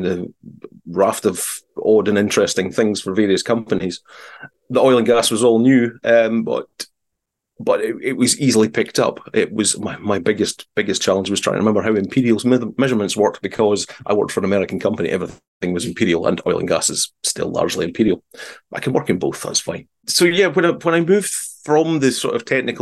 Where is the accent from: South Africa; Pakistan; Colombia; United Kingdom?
United Kingdom; south of Aberdeen, Scotland; I'm not from the Aberdeen area. I'm from a little further south